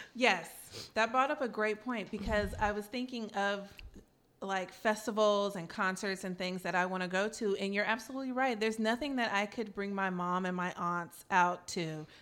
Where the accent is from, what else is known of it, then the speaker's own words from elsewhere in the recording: Oakland, California, United States; I was born and raised in Oakland